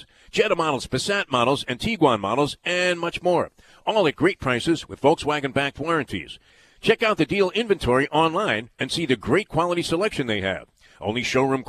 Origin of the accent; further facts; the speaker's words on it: New York City, New York, United States; Growing up in Brooklyn in the 50s